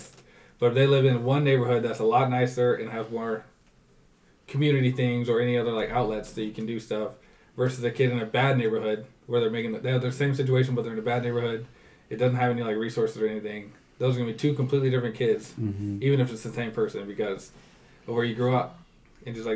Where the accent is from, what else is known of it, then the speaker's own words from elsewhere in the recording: Iowa, United States; we grew up in Iowa